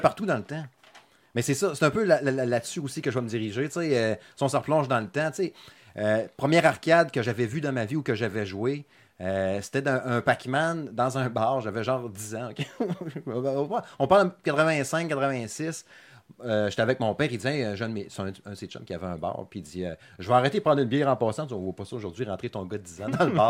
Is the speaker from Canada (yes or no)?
yes; Saguenay, Quebec, Canada; je suis natif du Saguenay.